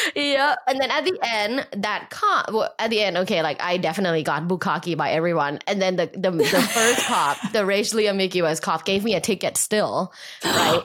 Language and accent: English; Bangkok, Thailand; moved away; also born or lived in Los Angeles; I grew up in Bangkok, Thailand